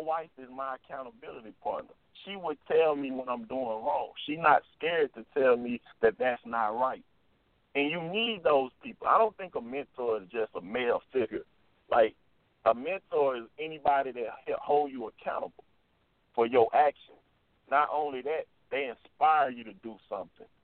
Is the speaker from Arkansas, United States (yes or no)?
no; Jackson, Mississippi, United States; when I did come back to Jackson to play, I played at Tougaloo College